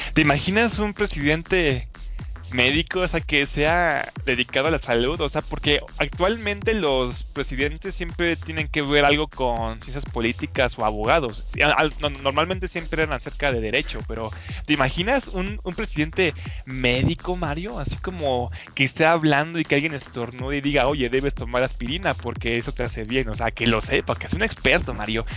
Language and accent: Spanish; Mexico; los mismos mexicanos